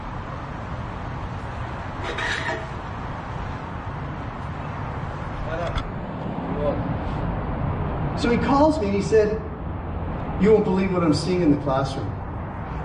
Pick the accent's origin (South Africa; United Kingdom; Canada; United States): Canada; I'm a Canadian.